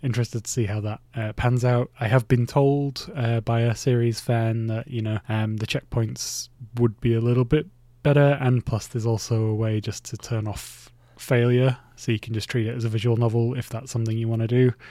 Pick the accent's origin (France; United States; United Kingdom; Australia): United Kingdom; Bradford, Yorkshire and the Humber; my hometown city, uh, Bradford City